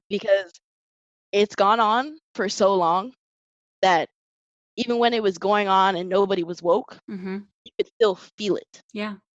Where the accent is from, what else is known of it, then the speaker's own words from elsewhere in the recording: St. Cloud, Florida, United States; I was raised in St. Cloud